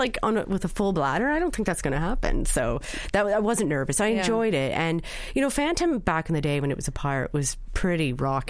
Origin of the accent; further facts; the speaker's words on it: Canada; now in Ireland; I'm from Canada.